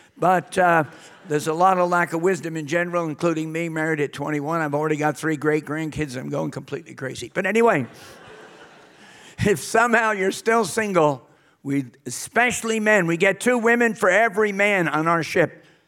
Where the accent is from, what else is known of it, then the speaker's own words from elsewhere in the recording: New York City, New York, United States; moved away as an adult; also born or lived in Britain; now in United Kingdom; I'm actually from New York City area